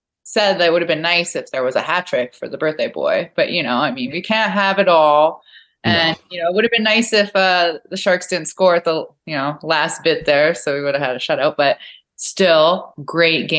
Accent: Edmonton, Alberta, Canada; I'm from Enoch Cree Nation. So I actually grew up watching the Oilers my whole life. You know, like I lived just outside Edmonton.

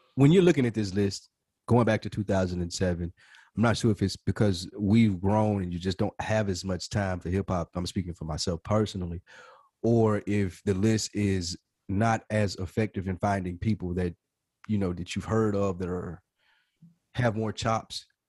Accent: the South, United States; We're from the South.

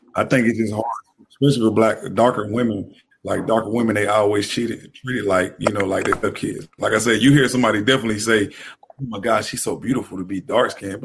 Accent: Tennessee, United States; moved away; I came from this little town in Tennessee

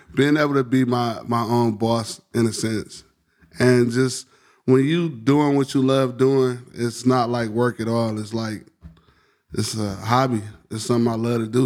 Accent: Detroit, Michigan, United States; I grew up on, like, in Southwest Detroit in West Warren and Livenoy's area

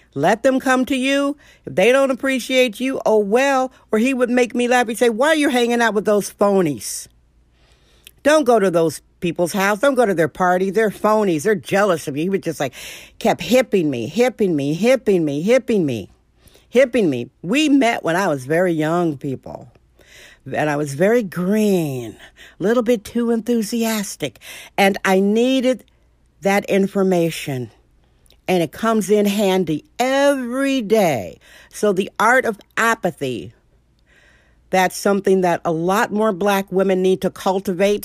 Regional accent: Milwaukee, Wisconsin, United States; I'm a gung-ho chick, born and raised in Milwaukee, Wisconsin

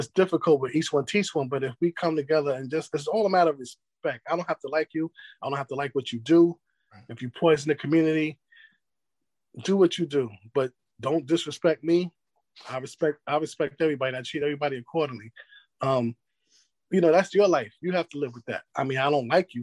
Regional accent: New York City, New York, United States; now in North Carolina, United States; I moved from New York City to North Carolina

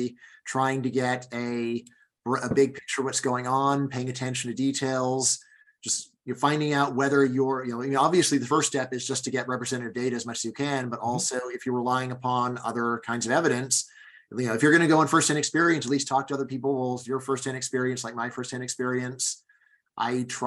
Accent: Los Angeles, California, United States; moved away as an adult; also born or lived in Fairfax, Virginia; now in Virginia, United States; I grew up in Los Angeles

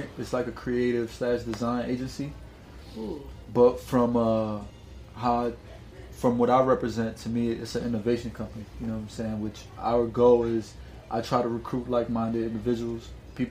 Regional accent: New York City, New York, United States; also born or lived in Santiago, Dominican Republic; I moved to New York by the time I was one, and I was raised in New York.

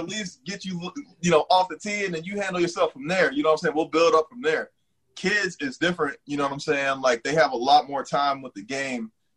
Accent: San Diego, California, United States; also born or lived in Cincinnati, Ohio; now in Washington D.C. area, United States; I grew up in San Diego, California, mm-hmm. and uh, a little bit of Cincinnati, Ohio.

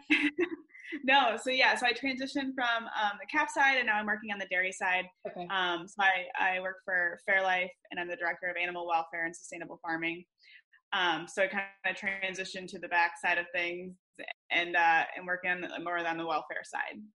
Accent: west Michigan, United States; moved away as an adult; now in Ohio, United States; I grew up in Michigan on the west side of the state

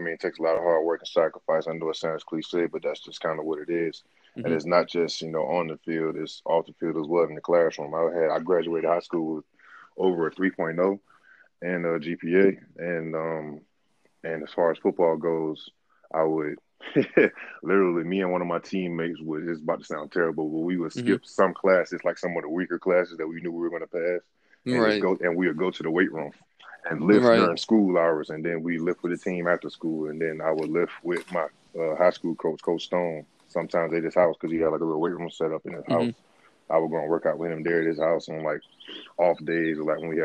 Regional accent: Norfolk, Virginia, United States; I'm originally from Norfolk, Virginia

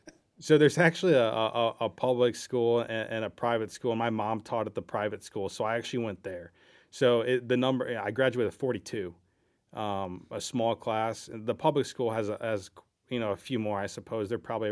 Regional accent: Mason City, Iowa, United States; that's kind of what drove us to move back to both where we're from. We're actually both from Mason City. I tricked her into liking me in high school

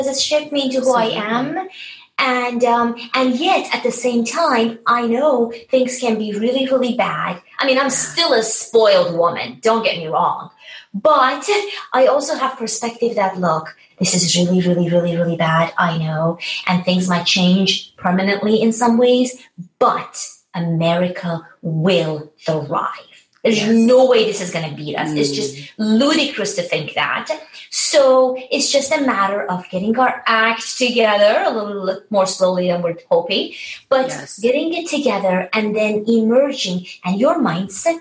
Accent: Tehran, Tehran Province, Iran; moved away; I was born and raised in Tehran, Iran.

